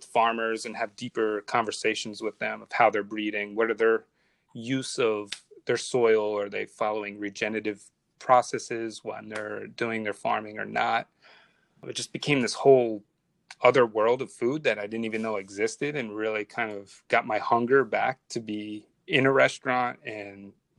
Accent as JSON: {"language": "English", "region": "New Jersey", "country": "United States", "tie": "born or raised there", "said": "being near the Bay reminds me of where I grew up in New Jersey as a kid."}